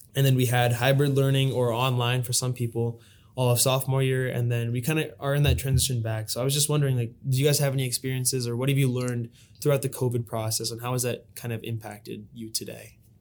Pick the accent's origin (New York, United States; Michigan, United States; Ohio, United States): Ohio, United States; Lewis Center; born and brought up in Lewis Center, Ohio.